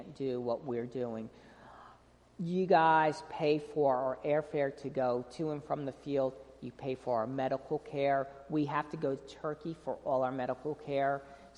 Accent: North Carolina, United States; And we're from North Carolina, and when we're missing home, I love seeing these garbage trucks that say Clean City NC, so it makes me feel back at home.

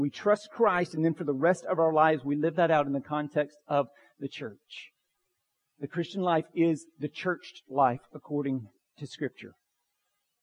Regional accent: Bartow County, Georgia, United States; Growing up in Bartow County

